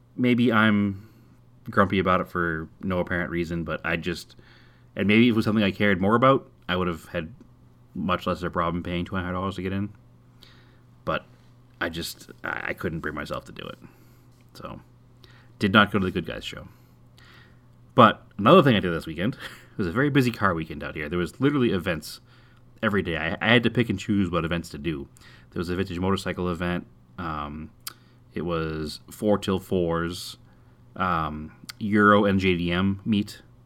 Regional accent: Massachusetts, United States; now in Arizona, United States; I'm from Massachusetts

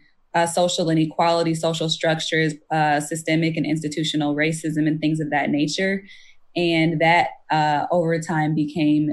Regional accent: Farmington Hills, Michigan, United States; also born or lived in Detroit, Michigan; I am originally from Detroit, Michigan, grew up in a suburb just outside of Detroit called Farmington Hills

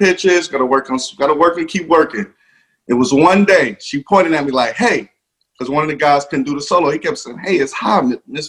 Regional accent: Detroit, Michigan, United States; it all started back in Detroit, Michigan. I'm actually from Detroit

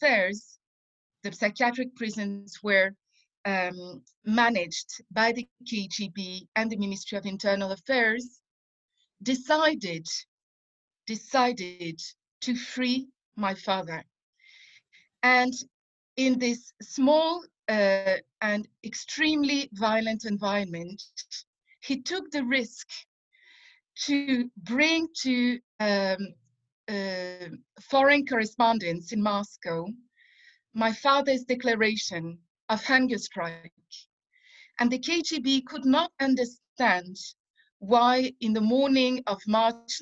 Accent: France; moved away as an adult; now in Israel; as a kid and as a teenager growing up in France

